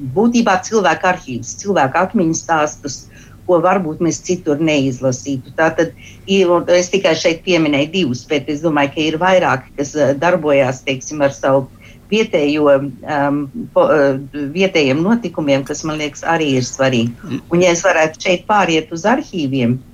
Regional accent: Australia; esmu dzimusi, augusi Austrālijas trimdā

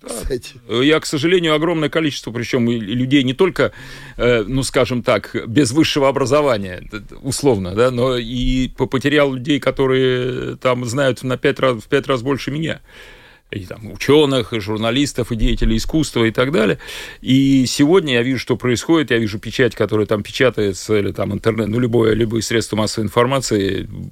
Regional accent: Saint Petersburg, Russia; moved away as an adult; also born or lived in Moscow; now in Jurmala, Latvia; я, я питерский, но я много времени провел в Москве

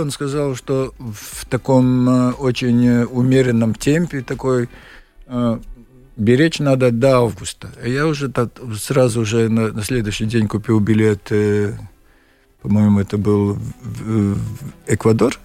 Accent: Kuldīga, Kurzeme, Latvia; Russian is a second language; also born or lived in Dobele / Ventspils / Liepāja / Tallinn; я из Кулдыги, я в Добилу родился только

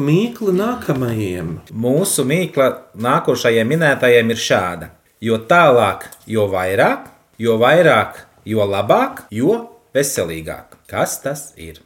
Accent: Elkšķene, Ventspils Municipality, Latvia; Es esmu no Elkšķenes, kas ir 18 km no Ugāles, Ventspils rajonas, tad ir laikā šobrīd novads.

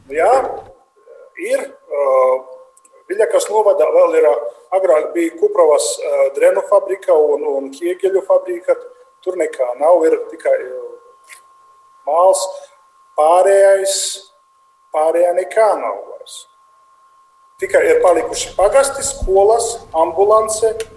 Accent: Latgale, Latvia; accent: very strong accent; Es esmu vienkārši latvietis, kurš runā ar ļoti lielu akcentu.

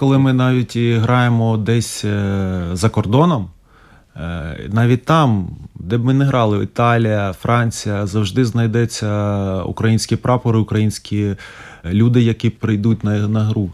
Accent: Ukraine; moved away as an adult; now in Riga, Latvia; нас всіх українців

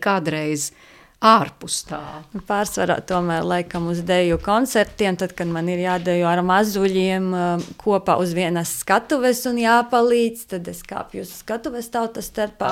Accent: Latvia; Mēs esam latvieši, mēs uh, ar savu darbu, ar savām jūtām, ar savu sirdi esam latvieši

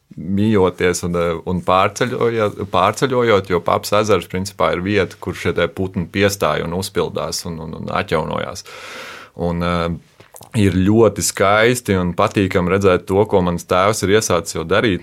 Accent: Kuldīga, Kurzeme, Latvia; also born or lived in Alsunga / Jūrkalne / Skrunda; es pats eh, nāku no Kultūras, esmu Kultūras.

